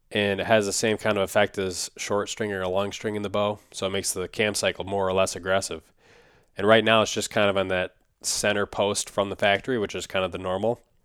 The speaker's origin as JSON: {"language": "English", "region": "Minnesota", "country": "United States", "said": "Minnesota, my home state"}